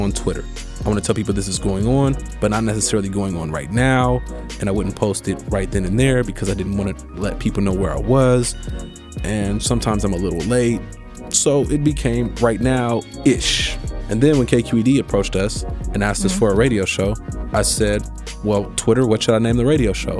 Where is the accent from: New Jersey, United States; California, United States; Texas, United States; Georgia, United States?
California, United States; Oakland; As a kid growing up in Oakland